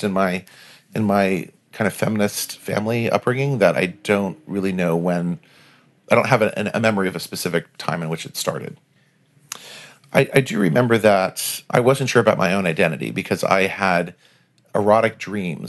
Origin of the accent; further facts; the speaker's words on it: Providence, Rhode Island, United States; I grew up in Providence, Rhode Island, which is a wonderful little town.